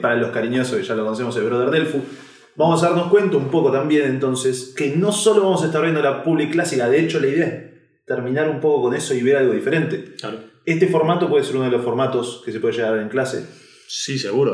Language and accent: Spanish; Argentina; soy argentino